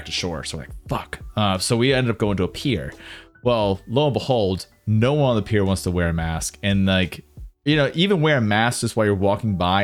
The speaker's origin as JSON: {"language": "English", "country": "United States", "said": "for me as an American"}